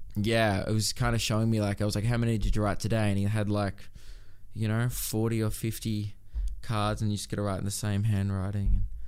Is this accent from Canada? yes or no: no; Melbourne, Victoria, Australia; I grew up in Melbourne